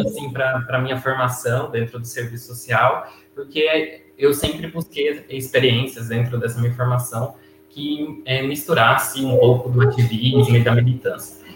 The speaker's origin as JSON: {"language": "Portuguese", "town": "Jales", "region": "São Paulo", "country": "Brazil", "tie": "born or raised there", "moved": "as an adult", "lives_now": "Florianópolis, Brazil", "said": "eu sou natural, na verdade, do interior de São Paulo, né? Minha cidade chama Jales, que fica no noroeste paulista."}